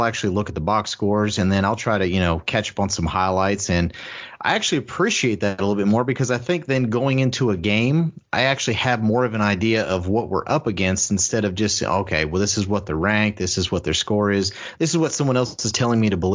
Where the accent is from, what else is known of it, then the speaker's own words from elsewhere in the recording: Columbus, Ohio, United States; moved away as an adult; now in Kentucky, United States; I'm from Columbus. You know, I went through high school in Columbus, but I went to college in Kentucky